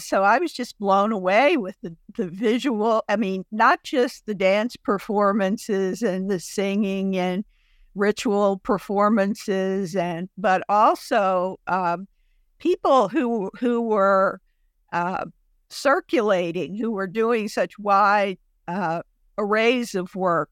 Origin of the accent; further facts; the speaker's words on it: Chattanooga, Tennessee, United States; my hometown of Chattanooga, Tennessee